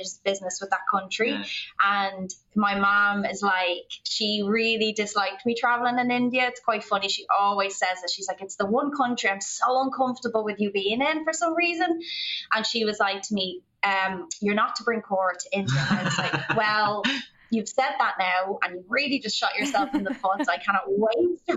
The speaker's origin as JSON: {"language": "English", "country": "Ireland", "moved": "yes", "said": "we would say Ireland"}